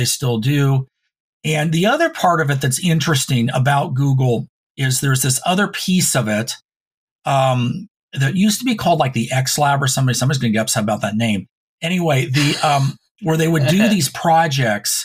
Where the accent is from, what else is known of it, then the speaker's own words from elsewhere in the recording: Reno, Nevada, United States; now in Oregon, United States; when I grew up in Reno, I went to McQueen